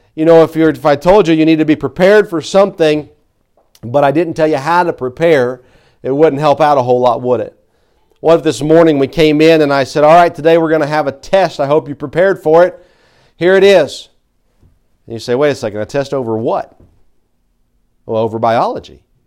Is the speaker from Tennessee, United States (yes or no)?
yes; Tennessee, United States; I'm from Tennessee